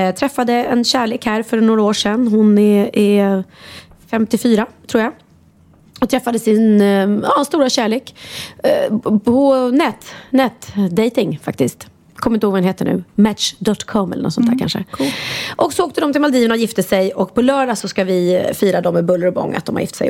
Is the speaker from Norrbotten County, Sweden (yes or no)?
no; Värmdö, Stockholm County, Sweden; alltid firat midsommar ute på Värmdö där vi är uppvuxna